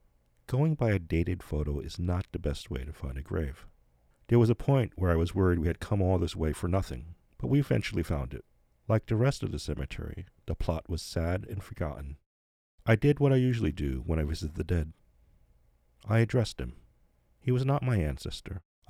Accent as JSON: {"language": "English", "region": "New Jersey", "country": "United States", "tie": "born or raised there", "said": "reminded me of the neighborhood I grew up in New Jersey."}